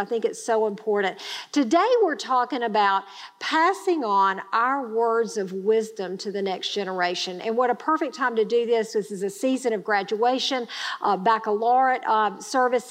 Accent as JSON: {"language": "English", "town": "Grenada", "region": "Mississippi", "country": "United States", "tie": "born or raised there", "said": "I grew up in Grenada, Mississippi. It's a small town in Mississippi."}